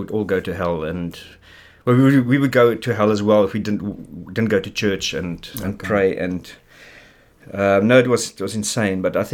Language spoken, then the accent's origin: English; Springs, Gauteng, South Africa; also born or lived in Kimberley / Brakpan; I grew up, the first part of my life until I was about 10 years was in Springs.